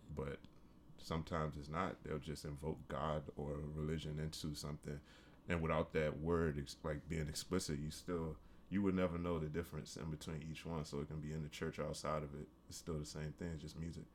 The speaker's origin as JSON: {"language": "English", "town": "Washington", "region": "District of Columbia", "country": "United States", "said": "I'm from, uh, from the D C area. I'm from Washington D C"}